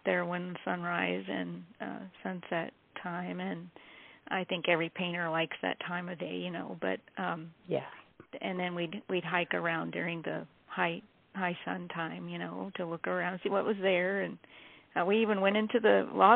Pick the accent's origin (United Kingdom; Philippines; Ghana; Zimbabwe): Philippines; moved away; I was born and raised in the Philippines